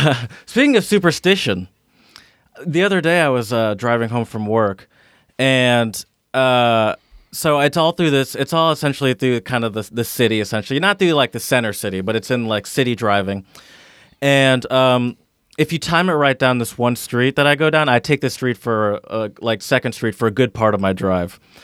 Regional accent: Midwest, United States; now in Philadelphia, United States; I'm from the Midwest where it's just mostly open roads

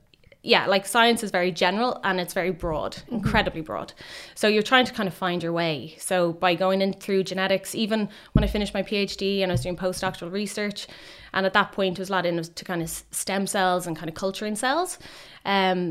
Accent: Roundwood, County Wicklow, Ireland; also born or lived in Dublin; I'm Irish. I'm from Wicklow. I grew up in Wicklow, outside in Roundwood

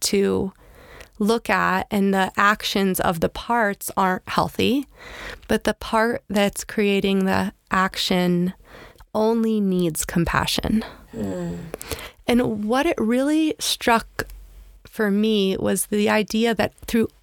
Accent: Pennsylvania, United States; also born or lived in Annapolis, Maryland; I grew up in Pennsylvania, before that Annapolis, Maryland.

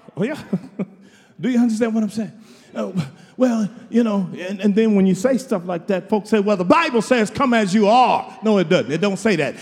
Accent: Houston, Texas, United States; I'm from Houston

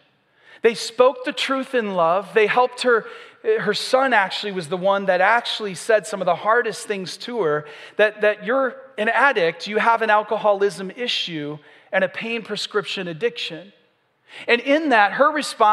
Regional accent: Michigan, United States; also born or lived in the South (US); now in Southern United States; I'm from Michigan

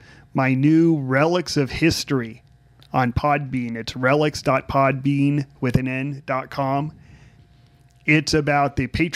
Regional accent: California, United States; moved away; I come from California

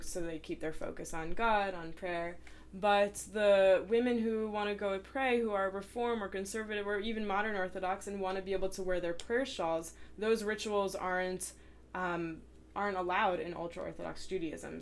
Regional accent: New Jersey, United States; now in Cincinnati, United States; I'm from New Jersey.

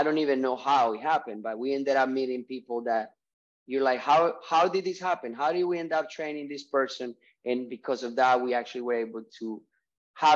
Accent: Colombia; moved away as an adult; I'm from Colombia. I moved here when I was 19, 23 years ago

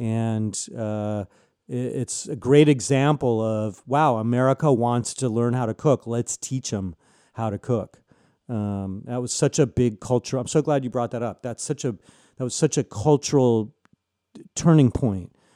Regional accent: San Diego, California, United States; also born or lived in Chicago / Reggio Emilia; I was born in Chicago. My, my family moved to La Jolla, California, my f, uh, when I was about three years old

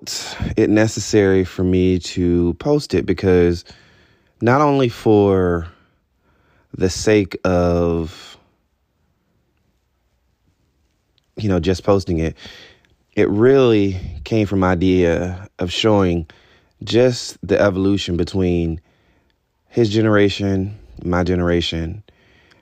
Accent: Albany, Georgia, United States; I was born in Albany, Georgia

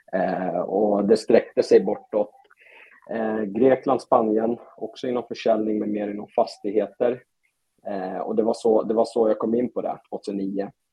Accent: Stockholm, Stockholm County, Sweden; also born or lived in Europe; now in Falun, Sweden; Jag är från Stockholm och efter en lång resa ute i Europa så landade jag i Falun till slut

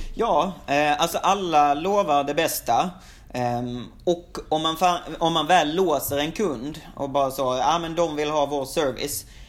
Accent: Sweden; moved away as an adult; now in Shanghai, China; som svensk

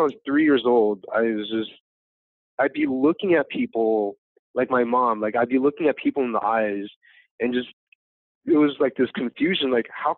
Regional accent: Los Angeles, California, United States; My parents are from Vietnam. I was born here in America. So I grew up here in America

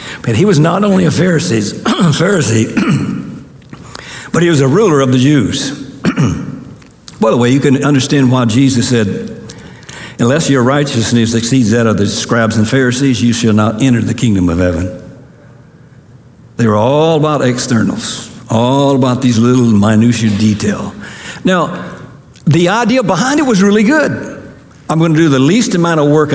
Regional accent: the South, United States; moved away; I came from the South

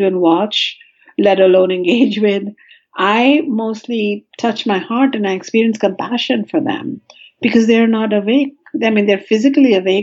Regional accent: India; now in California, United States; I come from India

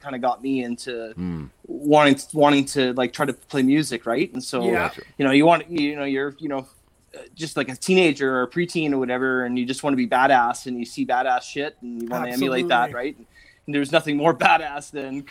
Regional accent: Vancouver, British Columbia, Canada; moved away as an adult; also born or lived in Campbell River, British Columbia; now in Ontario, Canada; I grew up in the lower mainland, so like Vancouver area

